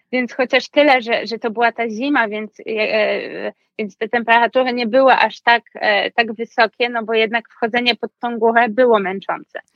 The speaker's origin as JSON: {"language": "Polish", "town": "Wrocław", "region": "Lower Silesian Voivodeship", "country": "Poland", "tie": "born or raised there", "also_born_or_lived": "Nice", "moved": "as an adult", "lives_now": "Paris, France", "said": "jestem z Wrocławia, więc studiowałam też w swoim jakby rodzinnym mieście"}